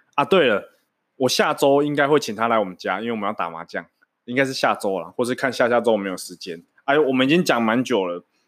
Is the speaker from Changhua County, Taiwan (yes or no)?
yes; Changhua County, Taiwan; moved away as an adult; now in Banqiao, Taiwan; 大家知道我彰化人嘛，所以我就是从小在彰化长大